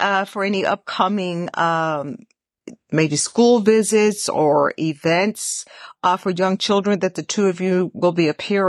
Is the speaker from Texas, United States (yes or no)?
yes; Houston, Texas, United States; I'm originally from Texas. Where is the Texas Book Festival? Is it in Houston? Yeah, I grew up in Houston.